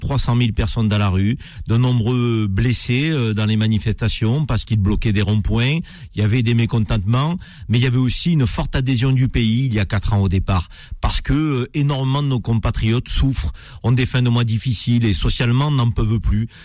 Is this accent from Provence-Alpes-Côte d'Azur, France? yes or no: yes; Avignon, Provence-Alpes-Côte d'Azur, France; je suis né à Avignon, dans la cité des papes